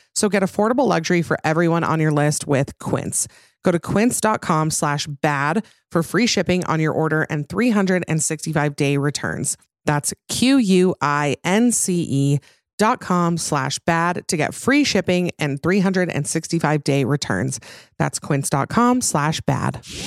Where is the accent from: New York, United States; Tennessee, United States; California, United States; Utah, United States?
Utah, United States; growing up Mormon and in Utah